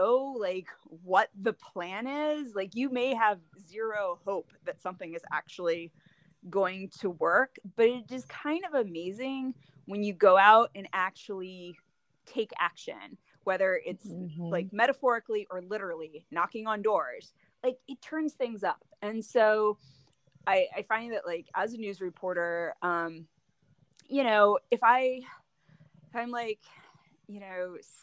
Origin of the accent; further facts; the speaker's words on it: Delaware, United States; moved away as an adult; also born or lived in Clovis, New Mexico; now in Chicago, United States; I grew up in Delaware, and I worked for my high school newspaper